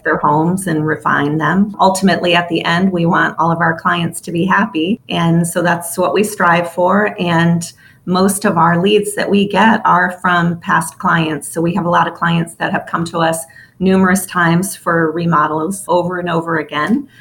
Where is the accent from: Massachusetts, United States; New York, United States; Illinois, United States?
Illinois, United States; Chicago; I'm from Chicago, the city of Chicago.